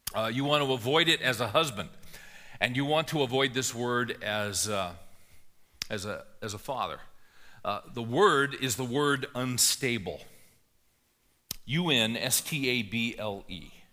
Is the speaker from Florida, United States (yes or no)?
no; California, United States; moved away; I grew up in California